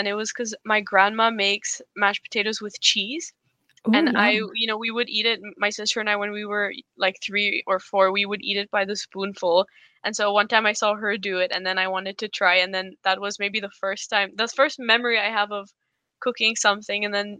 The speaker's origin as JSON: {"language": "English", "country": "Poland", "tie": "born or raised there", "also_born_or_lived": "India", "moved": "as an adult", "said": "So I was born in India, and then we moved to Poland when I was 6 for my dad's work, and then they loved it. So they ended up staying there, and I went to an international school, and then I moved to the Netherlands to study"}